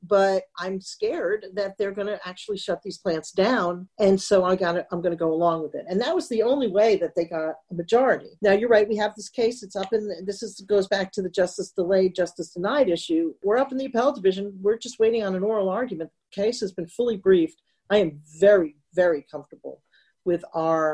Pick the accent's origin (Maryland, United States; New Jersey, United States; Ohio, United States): New Jersey, United States; Northern; also born or lived in New York City; now in Central New Jersey, United States; I was raised in Northern Jersey, is where we call it Taylor ham